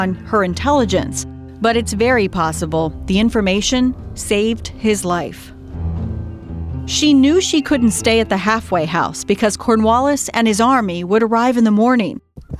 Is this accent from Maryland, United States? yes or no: yes; Maryland, United States; I'm from Maryland.